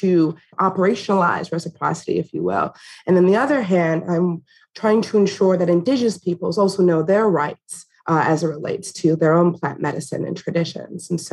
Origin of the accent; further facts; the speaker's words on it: Green Bay, Wisconsin, United States; also born or lived in Oneida Reservation; I was born in Green Bay, which shares a border with the Oneida Reservation